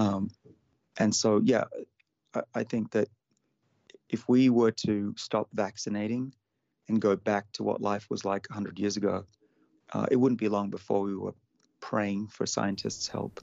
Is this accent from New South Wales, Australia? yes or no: yes; Sydney, New South Wales, Australia; my hometown of Sydney